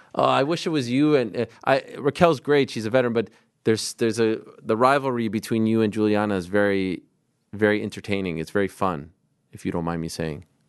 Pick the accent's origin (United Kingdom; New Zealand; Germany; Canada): Canada; now in New York, United States; my country, Canada